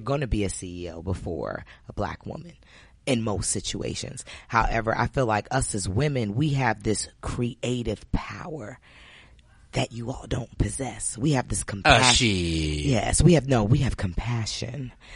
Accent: New Jersey, United States; I grew up in Jersey

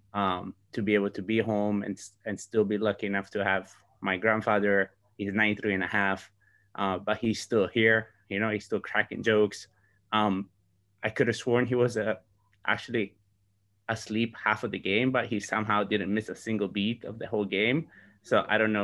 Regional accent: Sardinia, Italy; moved away; I am in my hometown in Sardinia

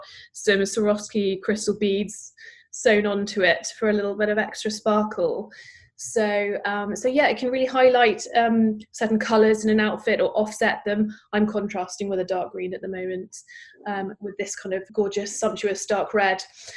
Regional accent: United Kingdom; now in United States; In British culture, I'm obviously from Britain

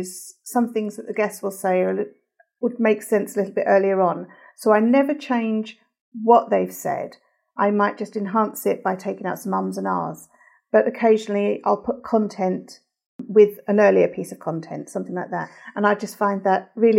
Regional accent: London, United Kingdom; I'm from London, England.

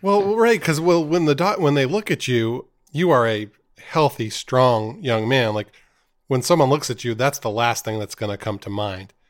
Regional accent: Maine, United States; like most, most boys growing up in Maine, I had dreams of playing for the Red Sox.

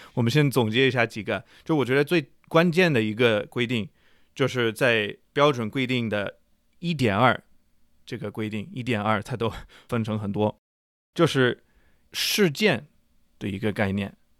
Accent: United States; 作为美国人

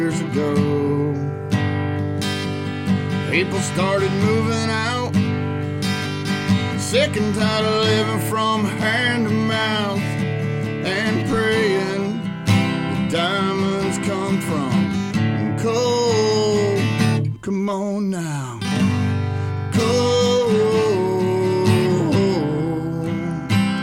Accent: Hamden, Ohio, United States; A little place called Vinton County, Ohio

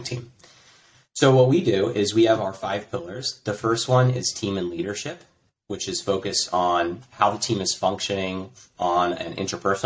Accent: United States; moved away as an adult; now in Croatia; I'm an American, and I live in Croatia. I moved here 8 years ago.

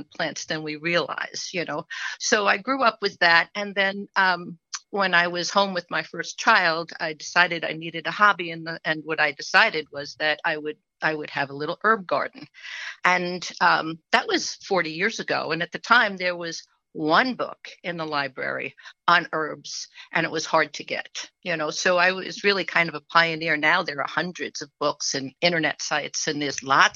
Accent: Long Island, New York, United States; also born or lived in Staten Island, New York; now in Middlefield, New York, United States; I'm originally from Long Island

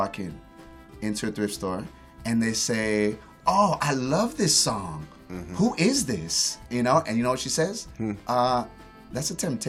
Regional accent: East LA / San Gabriel Valley, California, United States; also born or lived in East Los Angeles / Monterey Park / Alhambra / Rosemead; I was born in East LA, unincorporated, and then moved throughout San Gabriel Valley. So, like, I lived in Monterey Park, Alhambra, Rosemead, San Gabriel, South Tamani.

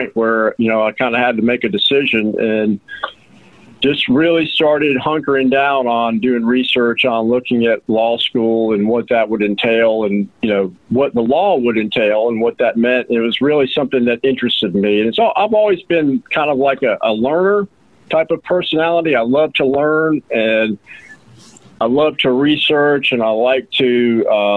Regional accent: Roswell, Georgia, United States; now in Rome, United States; I actually grew up in Georgia. I'm from Roswell, Georgia, which is a suburb

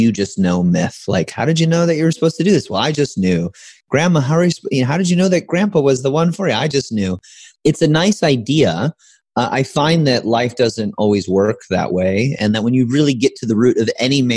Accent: Midwest, United States; Growing up in the Midwest, as you probably know, middle class

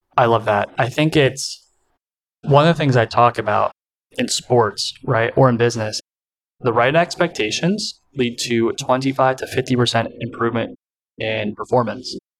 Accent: United States; accent: American; my American accent

